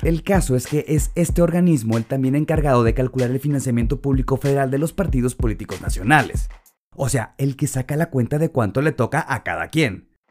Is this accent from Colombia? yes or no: no; Mexico; nos identifica tradicionalmente como mexicanos